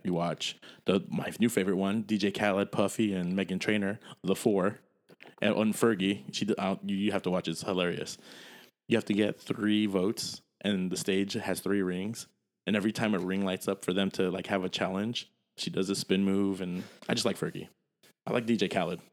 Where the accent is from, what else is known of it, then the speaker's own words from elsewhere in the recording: United States; I'm American